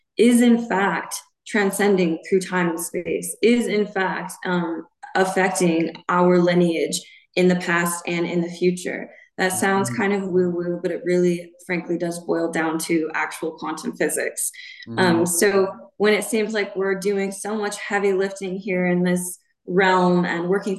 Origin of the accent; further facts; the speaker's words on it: Montana, United States; And I was raised in Montana.